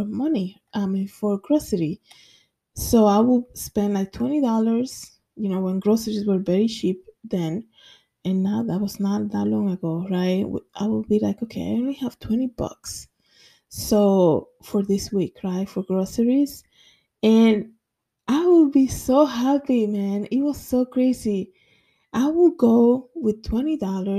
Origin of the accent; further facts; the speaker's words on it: Dominican Republic; now in New York, United States; in my country, I'm from the Dominican Republic